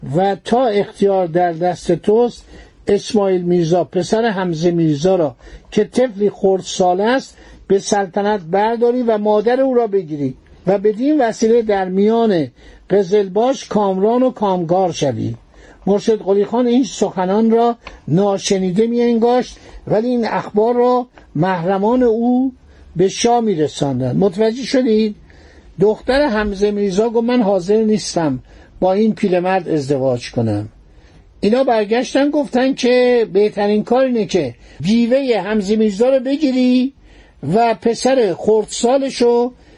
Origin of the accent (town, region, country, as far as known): Iran